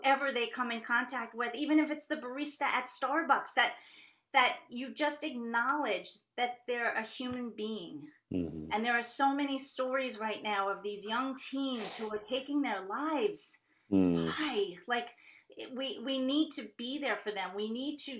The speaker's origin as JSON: {"language": "English", "region": "New York", "country": "United States", "moved": "yes", "said": "I'm originally from New York"}